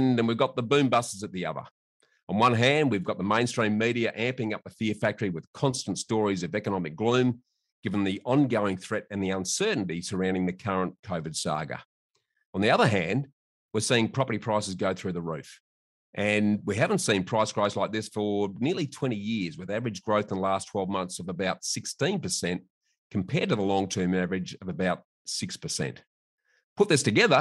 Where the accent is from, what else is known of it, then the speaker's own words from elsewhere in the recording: Adelaide, South Australia, Australia; my hometown of Adelaide